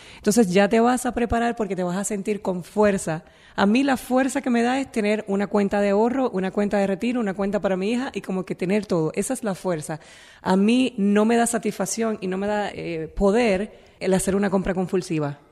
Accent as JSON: {"language": "Spanish", "town": "Naranjito", "country": "Puerto Rico", "tie": "born or raised there", "said": "yo vengo de Naranjito, de un pueblito que uno no vas a conocer nunca porque no, no vas a hacer nada nunca allí en Puerto Rico"}